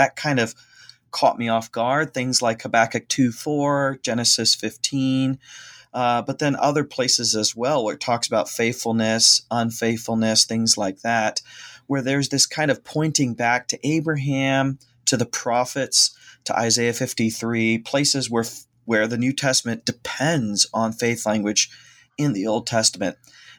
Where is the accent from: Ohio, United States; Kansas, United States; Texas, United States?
Ohio, United States; So actually, I come from Northern Ohio, born and raised, and I went to seminary at Gordon-Conwell in the Boston area.